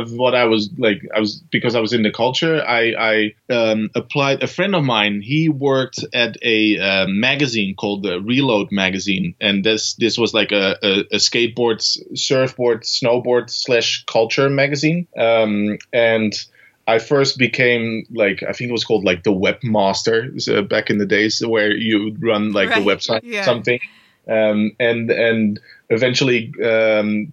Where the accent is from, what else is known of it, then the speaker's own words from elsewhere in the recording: Netherlands; moved away as an adult; also born or lived in Amsterdam, Netherlands / Copenhagen, Denmark; now in Aarhus, Denmark; I'm originally from the Netherlands and lived in Amsterdam for a long while before I moved to Copenhagen, Denmark